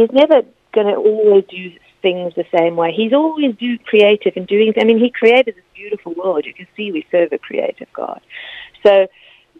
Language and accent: English; South Africa; moved away as an adult; also born or lived in Leicester, United Kingdom; now in United Kingdom; I moved to South Africa, and I did sort of I grew up there